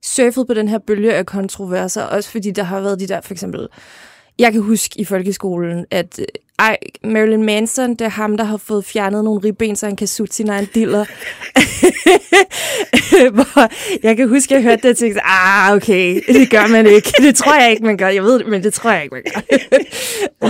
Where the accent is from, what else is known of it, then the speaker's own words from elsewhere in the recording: Lolland, Zealand, Denmark; jeg voksede op på Lolland